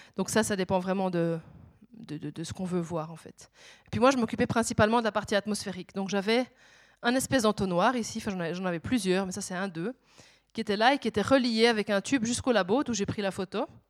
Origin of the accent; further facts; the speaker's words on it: Switzerland; je suis suisse